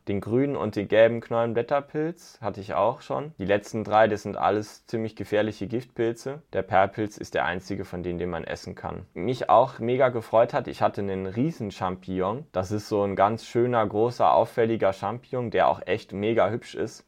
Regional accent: southwest Germany, Germany; ich komme aus dem Südwesten.

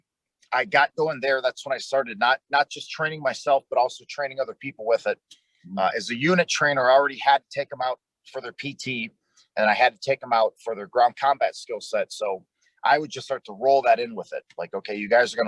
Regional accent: Detroit, Michigan, United States; moved away as an adult; also born or lived in North Dakota; now in Texas, United States; I grew up in Detroit, Michigan. When I was 18, I joined the United States Air Force. They sent me down here to Texas.

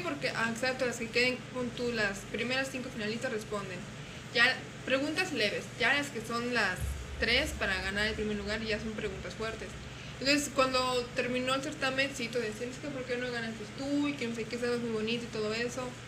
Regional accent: Guanajuato, Mexico; moved away; yo soy de Guanajuato

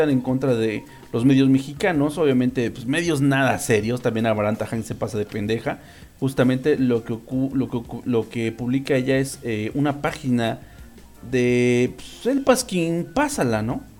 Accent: Colombia; eso pasa mucho en Latinoamérica, sobre todo en Colombia, de donde yo soy

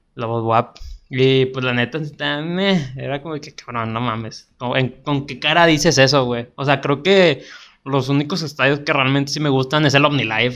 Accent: Monterrey, Nuevo León, Mexico; Estamos, somos de Monterrey, slash Guadalupe

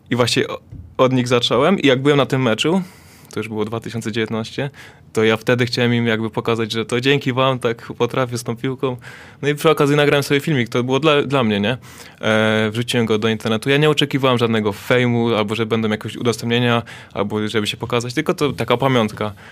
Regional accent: Zubrzyca Dolna, Lesser Poland, Poland; Bo to e, też Zubrzyca Dolna.

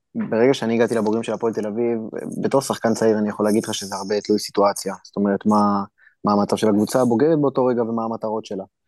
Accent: Israel; moved away as an adult; also born or lived in Turkey; now in Ukraine; אנחנו באים ממדינה כמו ישראל

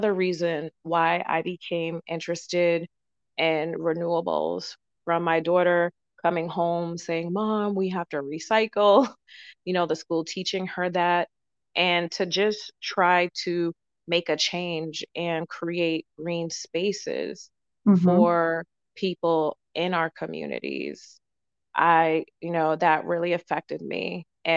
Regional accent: Boston, Massachusetts, United States; I'm from the Boston area

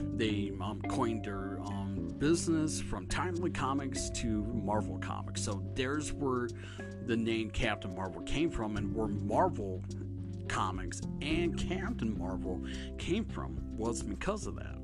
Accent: Michigan, United States; I'm actually from Michigan

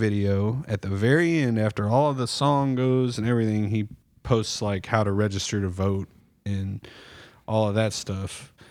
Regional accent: Texas, United States; I felt disrespected as a Texan.

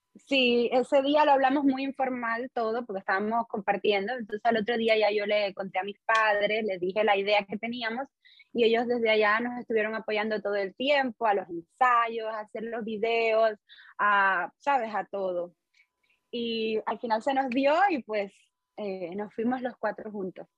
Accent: Holguín, Cuba; moved away as an adult; also born or lived in Havana, Cuba / Santiago de Cuba, Cuba / China; now in United Arab Emirates; cuando regresé a Holguín, terminé mi primer y segundo año del conservatorio.

